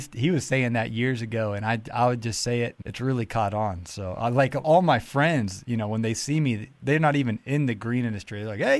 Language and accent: English; Ohio, United States; now in Georgia, United States; I'm from Ohio originally, so when I moved down to Georgia, it's great weather down here.